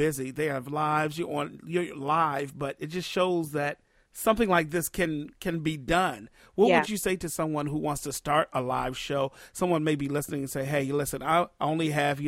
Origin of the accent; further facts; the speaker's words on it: D.C. area, Maryland, United States; I'm from the Maryland, D.C. area.